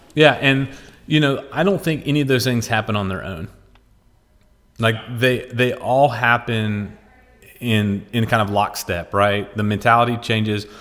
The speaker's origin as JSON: {"language": "English", "region": "West Virginia", "country": "United States", "tie": "born or raised there", "said": "As a poor kid growing up in West Virginia"}